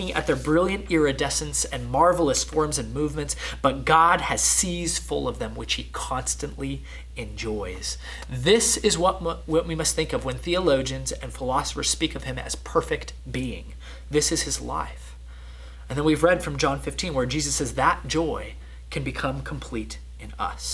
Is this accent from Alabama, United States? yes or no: no; Southern California, United States; moved away; I'm from Southern California